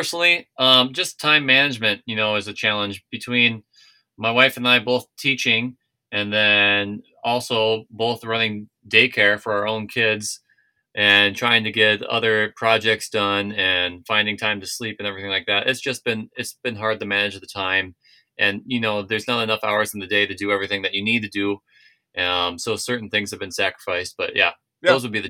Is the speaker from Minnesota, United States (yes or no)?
yes; Minnesota, United States; moved away; when I moved here from Minnesota, yes, it was still hard for me to watch games, but I found a way.